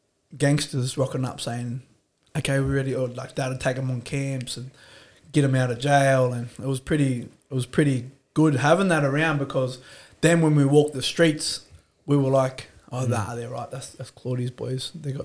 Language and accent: English; Dubbo, New South Wales, Australia; also born or lived in Brewarrina; I moved to Dubbo. I grew up in Dubbo. We moved out of the ghetto. Veggie Valley, you might have heard of that. West Dubbo was known for riots and stolen cars, burnt down houses.